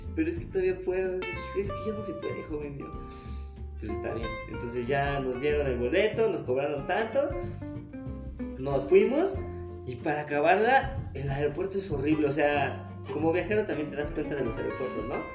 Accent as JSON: {"language": "Spanish", "country": "Mexico", "said": "yo vengo del extranjero y soy mexicano"}